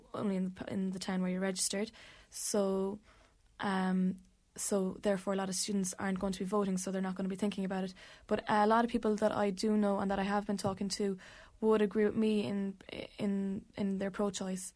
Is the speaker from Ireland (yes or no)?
yes; Ballydehob, Munster, Ireland; also born or lived in Limerick; I'm from Ballydehob in West Cork